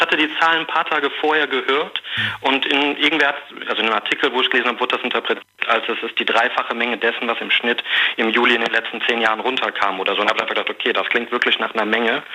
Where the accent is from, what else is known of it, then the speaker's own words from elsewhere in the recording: Bonn, North Rhine-Westphalia, Germany; ich komme auch hier aus Bonn, aus der Region